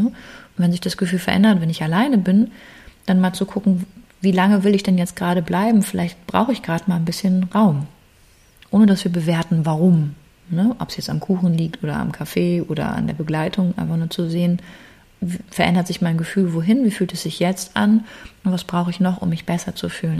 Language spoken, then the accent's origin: German; Germany; bei uns in Deutschland